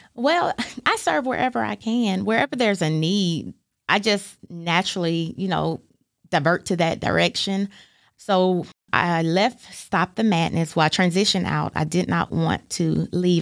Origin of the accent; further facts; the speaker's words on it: Fort Wayne, Indiana, United States; now in Chattanooga, United States; When I was in the third grade, my father, he's a pastor, and he was called to pastor a church in Fort Wayne. And so we moved up there when I was in the third grade